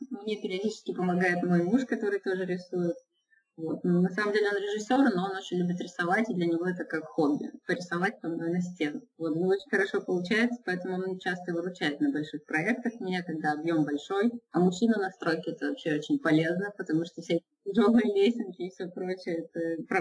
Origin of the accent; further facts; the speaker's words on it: Izhevsk, Udmurtia, Russia; born there; Ну, вообще я иллюстратор, и еще я расписываю стены. Э, вообще я родилась в Ижевске.